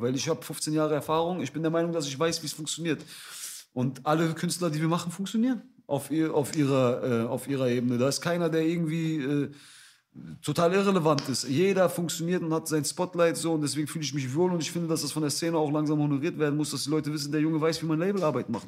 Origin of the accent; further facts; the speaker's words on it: Essen, North Rhine-Westphalia, Germany; moved away; Ich bin in Essen aufgewachsen.